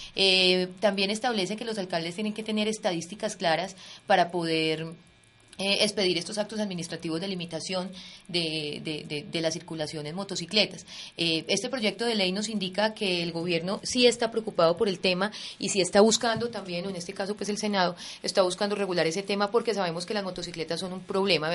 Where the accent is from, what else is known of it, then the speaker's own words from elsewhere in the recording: Colombia; Los colombianos estamos acostumbrados